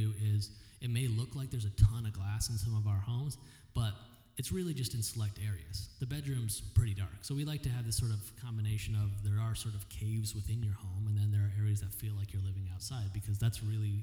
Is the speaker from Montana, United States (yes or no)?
no; Connecticut, United States; moved away as an adult; also born or lived in East Coast; now in Phoenix, United States; I'm from Connecticut